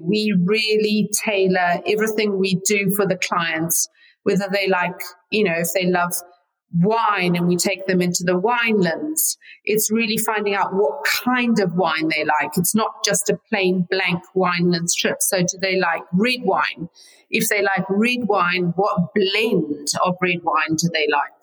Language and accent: English; Zimbabwe; moved away as an adult; now in United States; I was born there and raised there until I was in my 20s. And yeah, living here very happily in the United States.